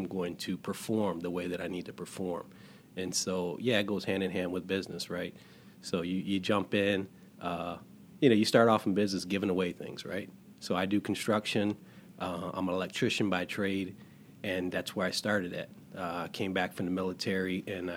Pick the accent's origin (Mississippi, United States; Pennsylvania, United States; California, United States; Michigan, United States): Michigan, United States; Detroit; growing up in Detroit